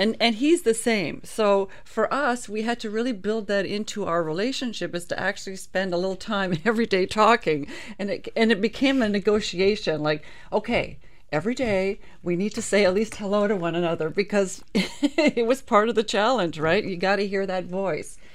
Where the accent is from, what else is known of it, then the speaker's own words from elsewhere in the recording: Canada; as a Canadian